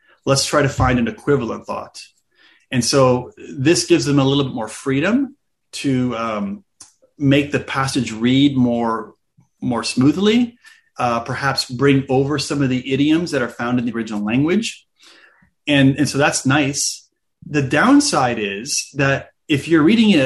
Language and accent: English; United States; I grew up mostly in the United States